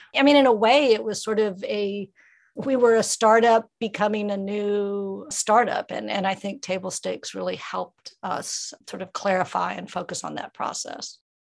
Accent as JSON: {"language": "English", "region": "Ozarks of Missouri", "country": "United States", "tie": "born or raised there", "moved": "yes", "lives_now": "West Virginia, United States", "said": "I grew up in the Ozarks of Missouri"}